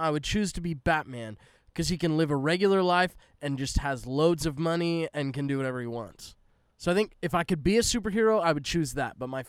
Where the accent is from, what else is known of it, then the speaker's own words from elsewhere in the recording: West Coast, United States; West Coast. That's where I'm from. {S0} Yeah. {S2} I grew up in the West Coast.